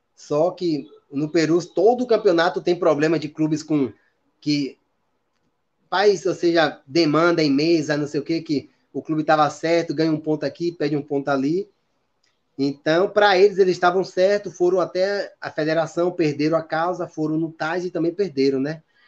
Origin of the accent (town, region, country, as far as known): Brazil; moved away as an adult